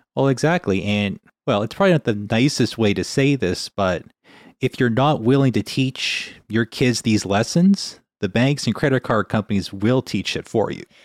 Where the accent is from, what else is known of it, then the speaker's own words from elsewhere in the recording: Winnipeg, Manitoba, Canada; now in British Columbia, Canada; growing up in Winnipeg